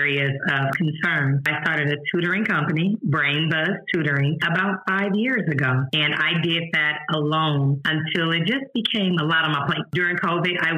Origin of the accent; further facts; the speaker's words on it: St. Louis, Missouri, United States; moved away as an adult; now in Houston, United States; I'm from St. Louis, Missouri